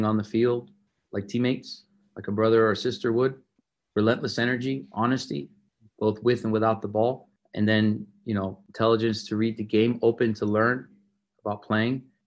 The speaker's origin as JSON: {"language": "English", "town": "Miami", "region": "Florida", "country": "United States", "tie": "born or raised there", "moved": "yes", "lives_now": "Dallas, United States", "said": "I grew up in Miami, Florida"}